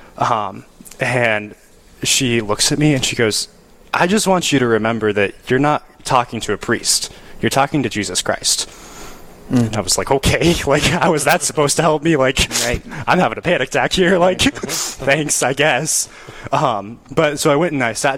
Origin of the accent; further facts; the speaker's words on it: Rapid City, South Dakota, United States; moved away as an adult; now in Winona, United States; I grew up in Rapid City, South Dakota